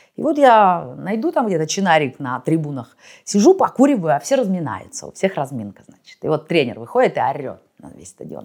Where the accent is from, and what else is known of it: Russia; moved away as an adult